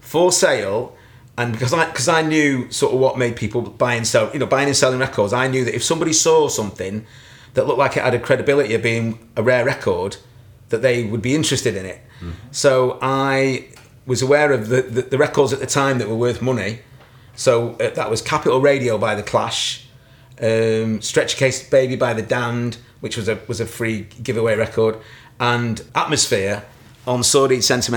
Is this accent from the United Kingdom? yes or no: yes; Stockport, North West England, United Kingdom; Growing up in Stockport, I was aware that Strawberry was in the town centre